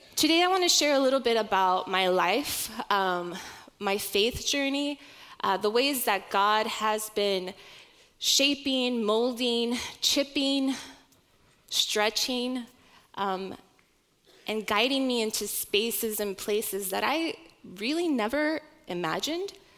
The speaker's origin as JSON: {"language": "English", "region": "Oklahoma", "country": "United States", "tie": "born or raised there", "said": "my youngest sister and I were born and raised in Oklahoma."}